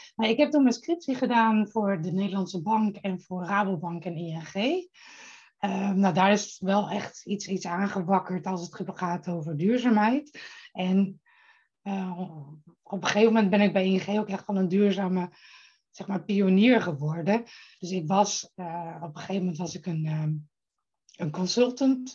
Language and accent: Dutch; Friesland, Netherlands; now in Bussum, Netherlands; ik kom oorspronkelijk uit Friesland.